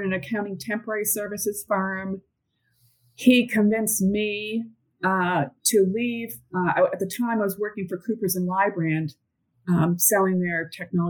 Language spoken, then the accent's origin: English; Northeast, United States; moved away as an adult; also born or lived in Atlanta, Georgia; I grew up in the Northeast and went to Babson College